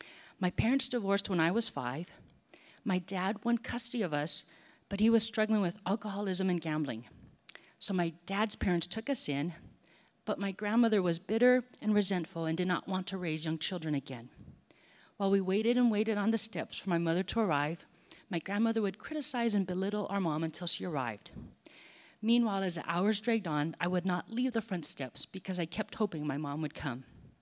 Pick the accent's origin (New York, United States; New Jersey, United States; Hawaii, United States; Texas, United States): Hawaii, United States; moved away as an adult; I grew up on the North Shore of Oahu, came to the mainland to go to college, and then stayed here in the Bay Area.